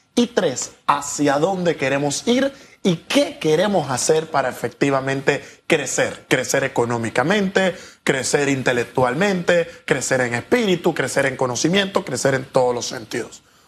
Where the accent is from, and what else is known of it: Panama